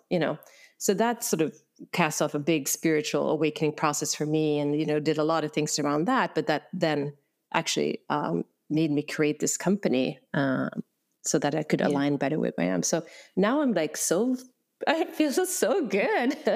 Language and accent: English; Sweden; moved away as an adult; now in San Francisco, United States; I came to San Francisco from Sweden in 2001